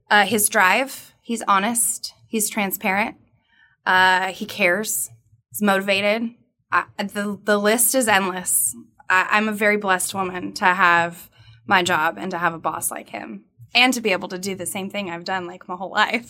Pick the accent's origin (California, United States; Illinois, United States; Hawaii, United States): California, United States; Southern; I am from Southern California.